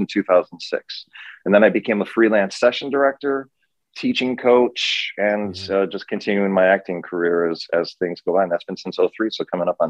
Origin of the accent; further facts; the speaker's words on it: Minnesota, United States; moved away as an adult; also born or lived in Ireland; now in Los Angeles, United States; I'm originally from Minnesota, grew up in a one-stop Lake County.